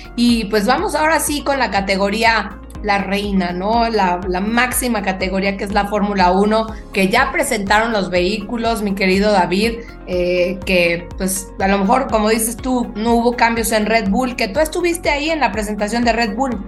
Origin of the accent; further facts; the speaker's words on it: Mexico; como mexicanos